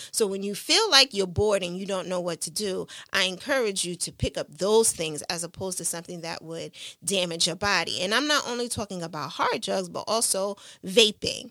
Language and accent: English; New York City, New York, United States; growing up in Brooklyn, New York, in East New York, and in Coney Island